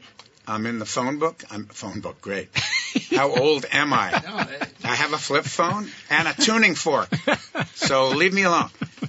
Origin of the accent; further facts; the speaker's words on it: United States; I'm American.